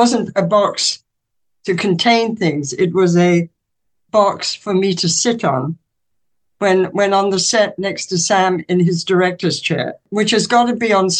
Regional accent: England, United Kingdom; growing up in England

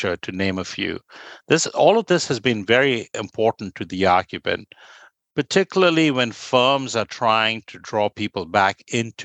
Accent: Kolkata, West Bengal, India; moved away as an adult; I grew up in Kolkata

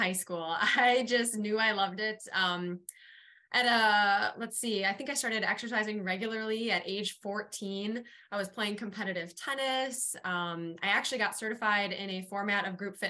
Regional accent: Wisconsin, United States; born or raised there

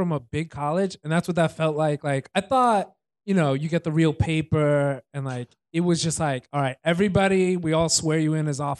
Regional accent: New York City, New York, United States; Brooklyn, Staten Island, and back to Brooklyn, you know.

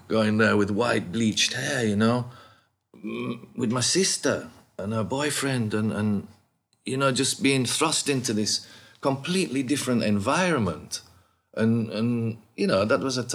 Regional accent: Bradford, Yorkshire and the Humber, United Kingdom; also born or lived in Keighley / Huddersfield / Leeds; born and bred in Bradford, you know, and lived in Keighley and around Huddersfield, Leeds, all them places when I was growing up

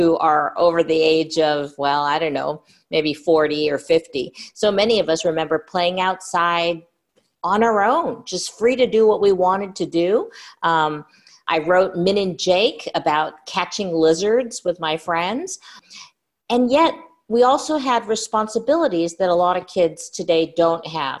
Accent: California, United States; I was born and raised in California

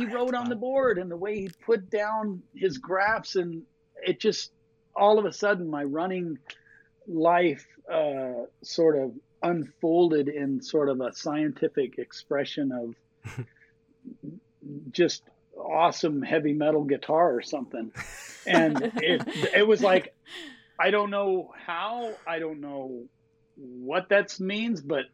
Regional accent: Colorado, United States; moved away as an adult; also born or lived in Seattle; now in Missoula, United States; I grew up in Colorado

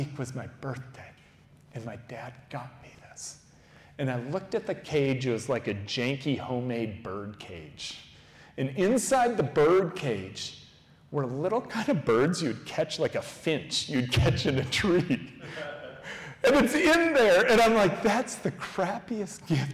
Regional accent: United States; an American who has white skin

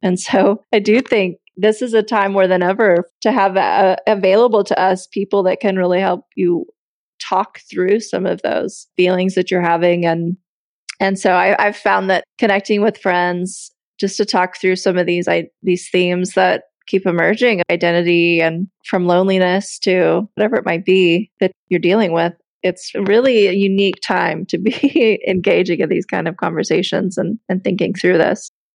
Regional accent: United States; now in Italy; my husband is french i'm american and we're in Italy

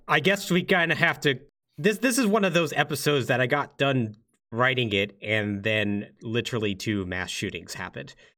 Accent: Texas, United States; I'm from Texas, so, ah. and I come from a military family

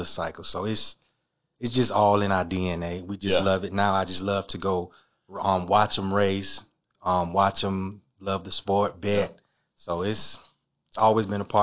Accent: Batesburg-Leesville, South Carolina, United States; Born and raised in Batesburg. Pretty much my whole life been there.

